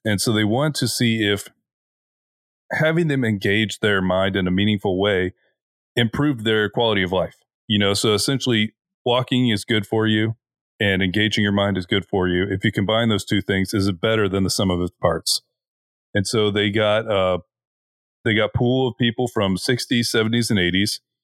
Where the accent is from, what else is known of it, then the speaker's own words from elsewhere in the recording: Florida, United States; we're from Florida. We are at sea level.